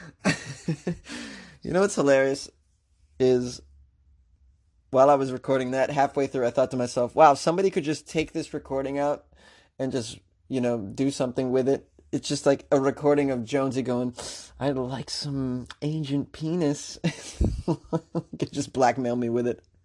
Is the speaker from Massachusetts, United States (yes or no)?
yes; Massachusetts, United States; moved away; I'm originally from Mass